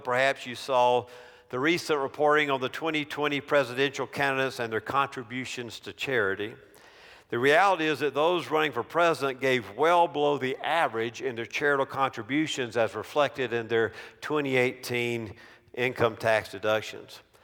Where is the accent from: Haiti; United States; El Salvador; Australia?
United States; near Clemson, South Carolina; I grew up twenty minute drive from Clemson University